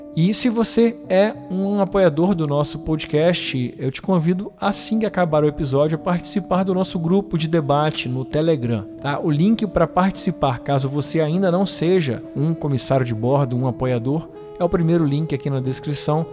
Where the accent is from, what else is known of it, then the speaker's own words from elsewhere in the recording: Espírito Santo, Brazil; aqui da minha terrinha do Espírito Santo